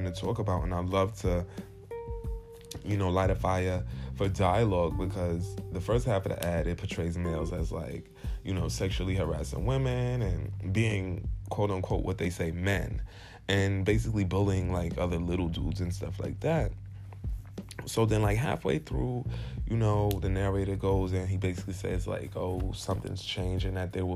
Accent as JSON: {"language": "English", "town": "New York City", "region": "New York", "country": "United States", "said": "I'm from Brooklyn, New York"}